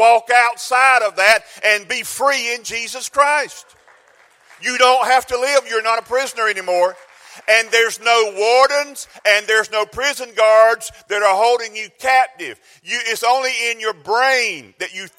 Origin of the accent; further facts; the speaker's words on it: South Georgia, United States; I'm from South Georgia